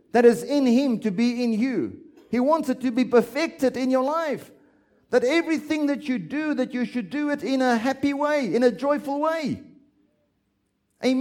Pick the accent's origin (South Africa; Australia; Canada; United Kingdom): South Africa; I'm South African